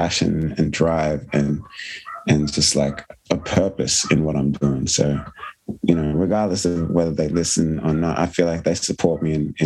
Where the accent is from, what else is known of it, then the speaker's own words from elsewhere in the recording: Sydney, New South Wales, Australia; the area I grew up in Sydney, in Blacktown